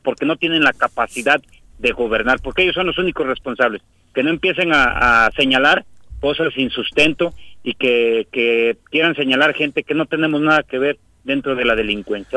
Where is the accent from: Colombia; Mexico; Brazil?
Mexico; Zacualpan de Amilpas, Morelos; Yo soy de un municipio muy pequeño, Zacualpan de Amilpas